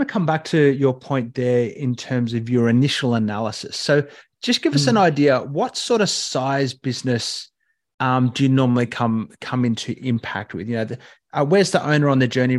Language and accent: English; Katoomba, New South Wales, Australia; growing up in Katoomba